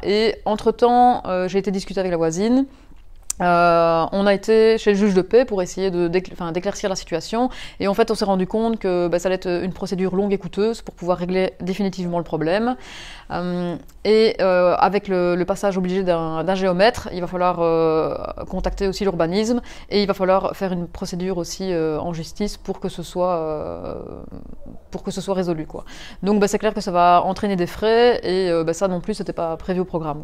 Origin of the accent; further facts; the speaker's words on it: Mons, Wallonia, Belgium; je suis originaire de Mons